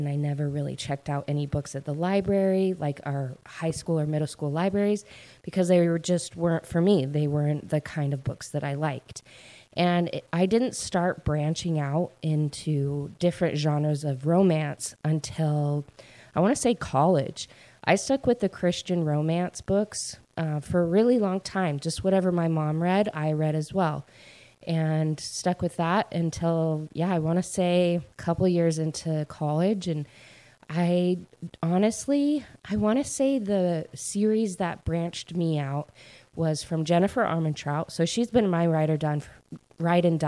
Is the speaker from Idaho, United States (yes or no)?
yes; Idaho, United States; moved away as an adult; also born or lived in Utah; now in East Coast, United States; I grew up in Idaho, and I lived there in my hometown until I graduated from high school.